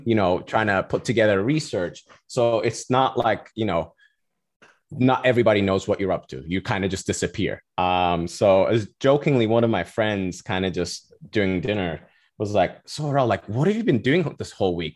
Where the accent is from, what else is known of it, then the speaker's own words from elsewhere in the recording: Cyprus; moved away as an adult; now in Florida, United States; I'm originally from Cyprus. I was born and raised there. Went to high school all, all the way